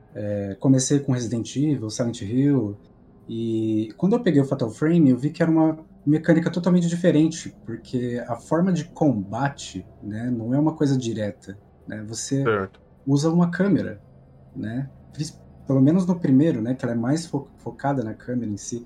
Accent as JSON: {"language": "Portuguese", "town": "Campinas", "region": "São Paulo", "country": "Brazil", "said": "eu sou de Campinas, São Paulo"}